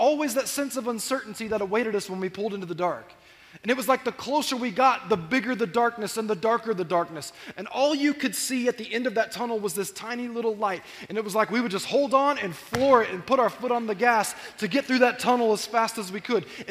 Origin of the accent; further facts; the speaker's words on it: Corona, California, United States; I grew up in Corona, and there was an old golf course on the other side of Corona in North Corona